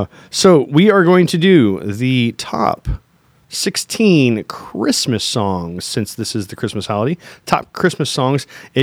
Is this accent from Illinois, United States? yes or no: no; St. Louis, Missouri, United States; We are from the Lou.